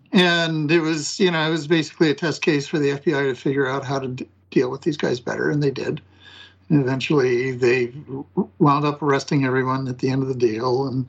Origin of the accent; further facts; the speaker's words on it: Idaho, United States; I grew up in Idaho.